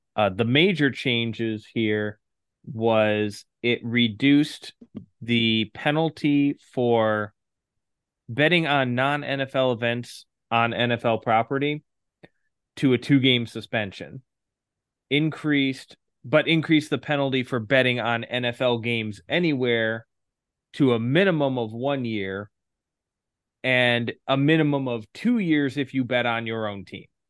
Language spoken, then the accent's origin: English; Detroit, Michigan, United States; coming to you live from my hometown, the Motor City, Detroit, Michigan